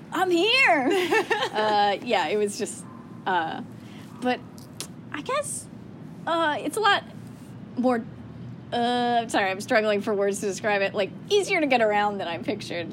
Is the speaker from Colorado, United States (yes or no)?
yes; Colorado, United States; moved away; I grew up in Colorado